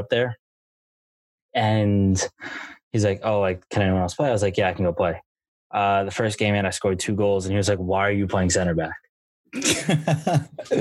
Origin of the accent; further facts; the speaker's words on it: Spotswood, New Jersey, United States; I am from a very small town called Spotswood, New Jersey, Middlesex County, like the middle of New Jersey